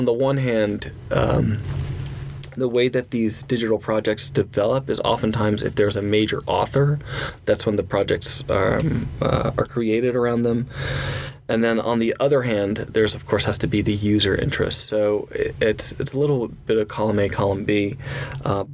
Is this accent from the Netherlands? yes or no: yes; Netherlands; also born or lived in New York, United States / India; now in United States; So I grew up in the Netherlands